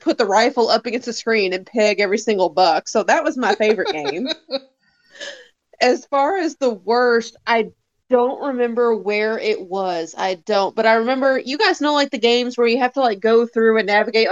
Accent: Louisville, Kentucky, United States; my hometown in Louisville, we had Tinseltown Movie Theater

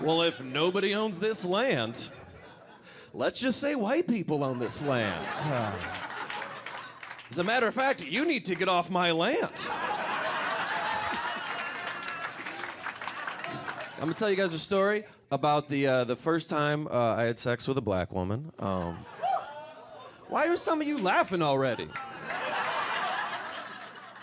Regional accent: Detroit, Michigan, United States; Growing up around Detroit

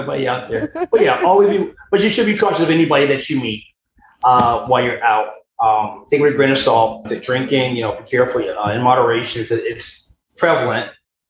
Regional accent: United States

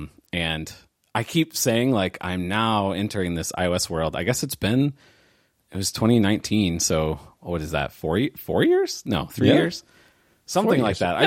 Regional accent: St. Louis, Missouri, United States; I am from and still live in St. Louis, Missouri, right smack dab in the middle of the United States

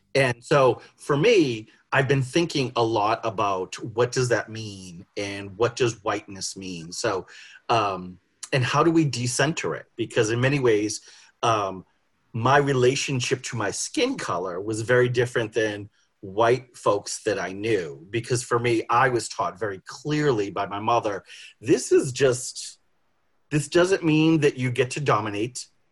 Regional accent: Boston, Massachusetts, United States; I grew up in Boston.

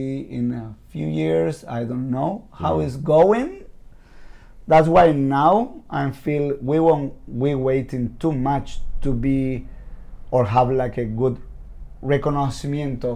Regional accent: Buenos Aires, Argentina; English is a second language; I'm from Buenos Aires, Argentina.

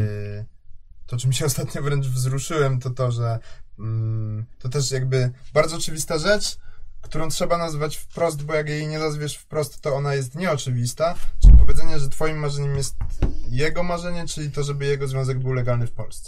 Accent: Kraków, Lesser Poland, Poland; jestem z Krakowa

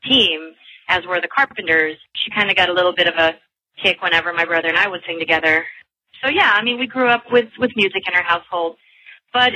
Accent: Manila, Metro Manila, Philippines; also born or lived in London; I just kept on working pretty much in Manila, which is where I'm from

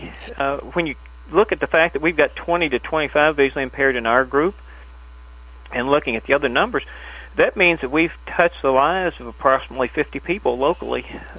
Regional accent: Charleston, West Virginia, United States; now in Owensboro, United States; I'm from West Virginia, the Charleston area

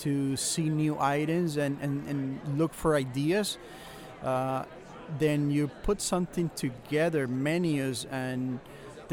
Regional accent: Venezuela; moved away as an adult; also born or lived in New Jersey; now in United States; Originally, I'm from Venezuela, South America, but then I came right after college to United States

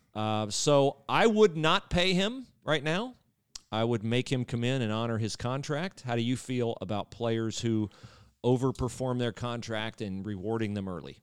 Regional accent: Western Ohio, United States; moved away; also born or lived in Miami, Florida; I grew up in Western Ohio

